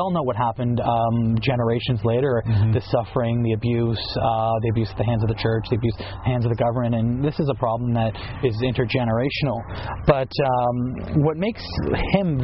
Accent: Ireland; And as an Irishman, it's always a thrill to be able to talk about our own.

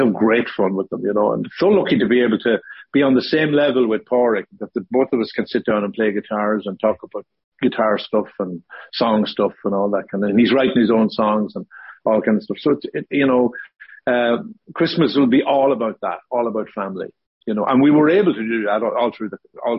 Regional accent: Ballyshannon, Ulster, Ireland; also born or lived in Bundoran; I'm from Ballyshannon, but Bundoran was where we spent most of our teenage years

